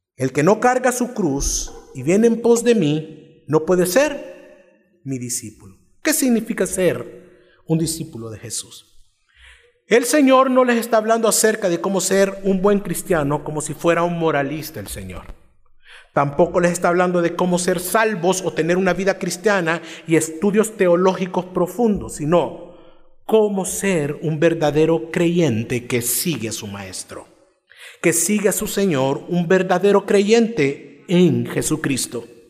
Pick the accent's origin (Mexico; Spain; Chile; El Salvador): El Salvador; Cojutepeque, Cuscatlán; Soy de Cojutepeque. es una ciudad fuera de San Salvador